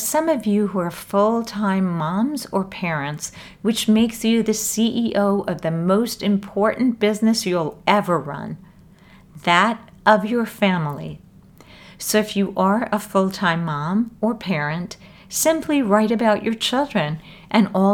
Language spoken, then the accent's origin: English; New York, United States; I grew up in New York, and I now live in New York City